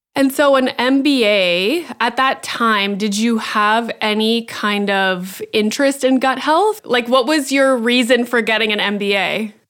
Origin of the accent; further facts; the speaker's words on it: Northern Ontario, Canada; I grew up in Northern Ontario